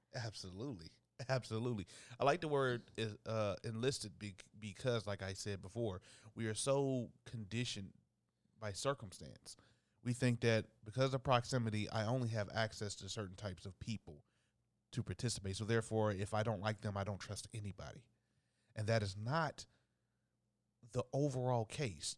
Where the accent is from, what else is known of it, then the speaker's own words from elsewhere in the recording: Dayton, Ohio, United States; my hometown of Dayton, Ohio